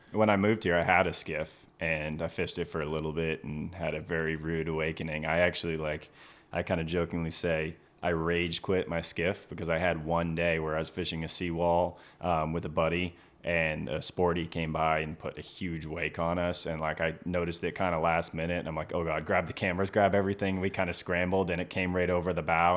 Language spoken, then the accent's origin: English; Cape Cod, Massachusetts, United States; moved away as an adult; also born or lived in Maine; now in Stuart, Florida, United States; I grew up on Cape Cod, Massachusetts